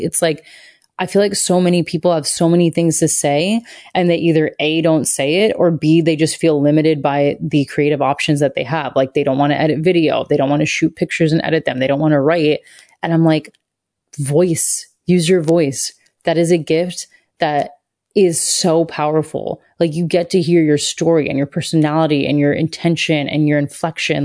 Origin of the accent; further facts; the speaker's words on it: Satellite Beach, Florida, United States; I grew up in Satellite Beach, Florida.